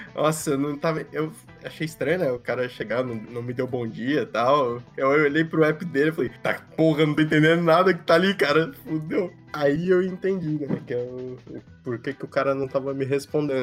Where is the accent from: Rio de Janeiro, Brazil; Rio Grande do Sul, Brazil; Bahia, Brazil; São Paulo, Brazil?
São Paulo, Brazil; now in Florianópolis, Brazil; aqui em Floripa, sendo paulista